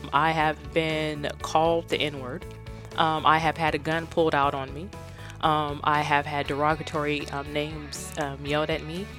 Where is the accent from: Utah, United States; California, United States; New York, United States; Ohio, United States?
California, United States; Stockton; born or raised there; moved away